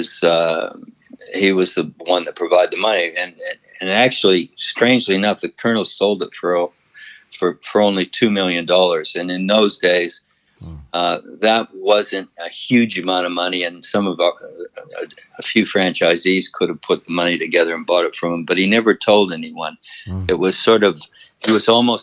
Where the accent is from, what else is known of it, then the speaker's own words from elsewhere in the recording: Windsor, Ontario, Canada; my hometown, Windsor?